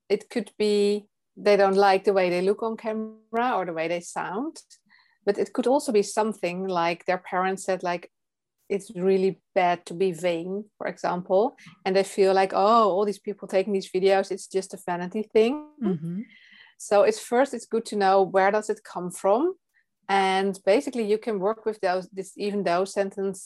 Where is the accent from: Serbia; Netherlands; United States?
Netherlands; English is a second language; I'm from the Netherlands and you can hear that I am not a native English speaker.